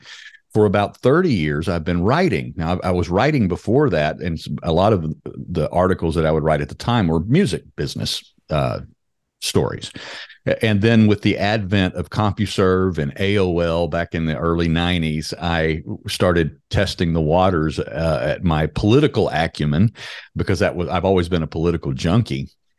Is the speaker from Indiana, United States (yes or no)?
no; Louisiana, United States; now in North Carolina, United States; I was born and bred in Louisiana. I've got a healthy heaping dose of Cajun in my blood, but I have been in North Carolina for 30 years this year